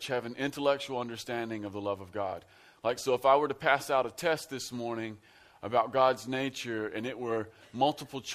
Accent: Central Kentucky, United States; I am from Central Kentucky. I'm from out in the sticks. We're rednecks out where I live.

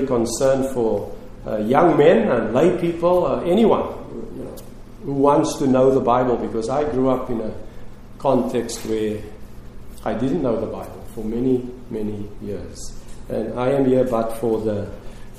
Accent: Cape Town, Western Cape, South Africa; Lorraine and I, my wife who is with me today, we grew up in Cape Town, South Africa, and that's where we lived and continue to live

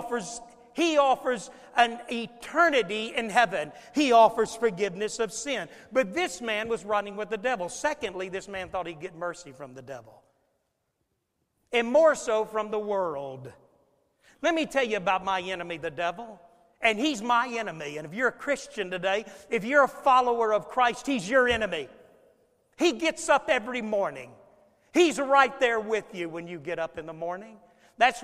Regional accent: Florida, United States; when I was a boy growing up in Florida

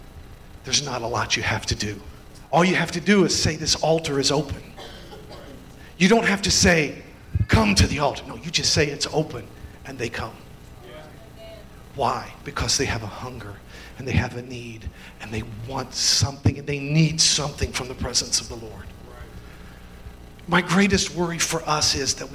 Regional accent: Indiana, United States; accent: redneck; also born or lived in Kentucky; I'm an Indiana farm boy. I was born in Kentucky

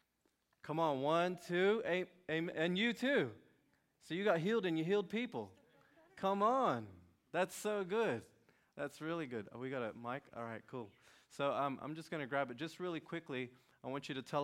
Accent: Sydney, New South Wales, Australia; I'm from Sydney, Australia

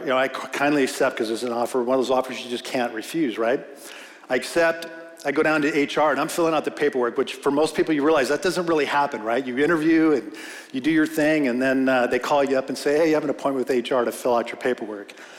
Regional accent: Simi Valley, California, United States; I grew up in Simi Valley, been here since 1965

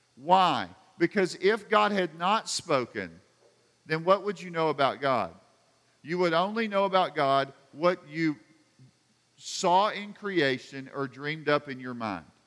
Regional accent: United States; I grew up in America

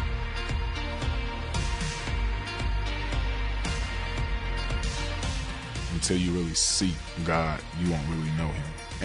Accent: Pahokee, Florida, United States; my hometown, Pahokee, Florida

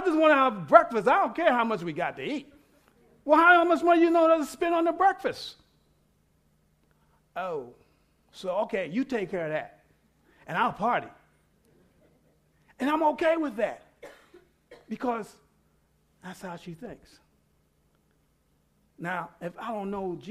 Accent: New York City, New York, United States; I'm from New York City. I was raised with everybody

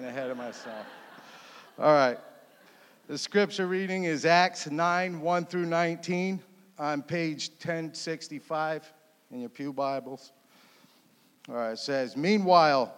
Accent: Connecticut, United States; moved away as an adult; I grew up in Connecticut.

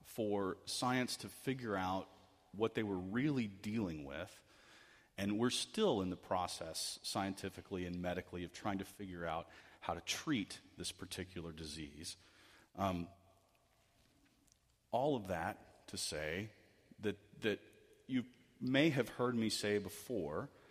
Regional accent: United States

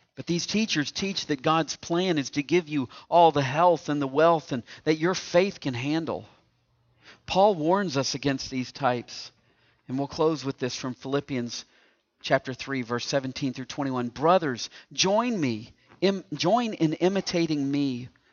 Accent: East Tennessee, United States; now in Indiana, United States; I'm from East Tennessee. And, and I know growing up in East Tennessee that you can tell I'm from East Tennessee

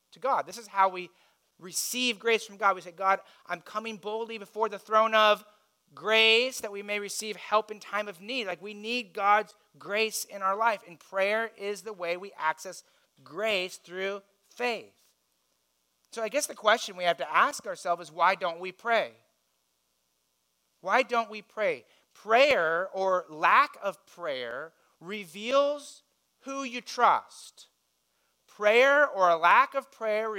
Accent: United States; As wealthy Americans

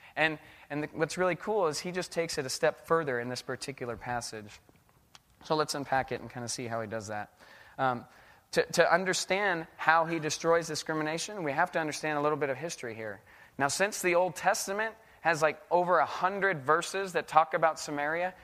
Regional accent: United States; also born or lived in Indonesia; I'm American.

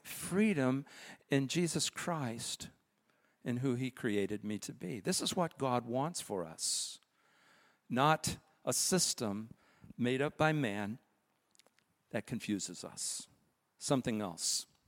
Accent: United States; as American citizens

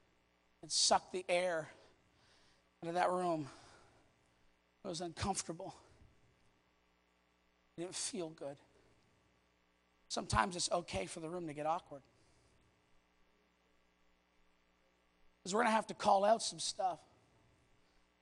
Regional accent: Canada; I'm Canadian

